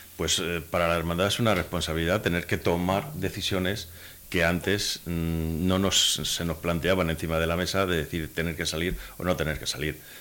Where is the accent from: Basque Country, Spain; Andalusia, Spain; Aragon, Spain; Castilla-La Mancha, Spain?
Castilla-La Mancha, Spain; Corral de Almaguer; en Corral de Almaguer el que no somos hermanos, somos hijos de la Virgen de la Muela